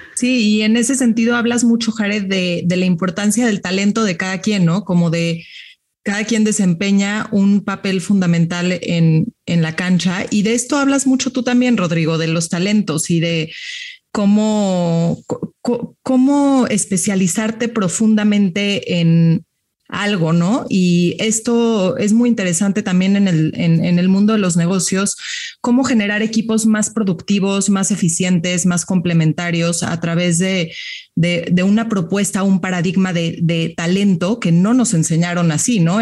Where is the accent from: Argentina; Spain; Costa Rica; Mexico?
Mexico; como mexicanos y mexicanas